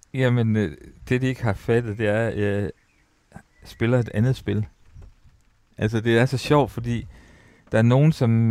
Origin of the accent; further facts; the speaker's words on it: Ry, Central Denmark Region, Denmark; jeg var opvokset øh, på højskole. Altså, jeg er født på Rui Højskole